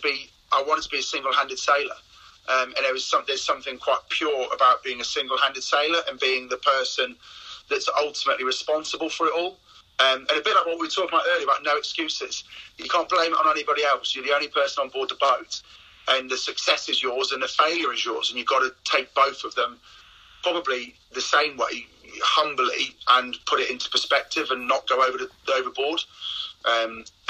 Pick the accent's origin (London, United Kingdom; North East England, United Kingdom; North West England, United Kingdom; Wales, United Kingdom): North West England, United Kingdom; Cheshire; I was born and bred in Cheshire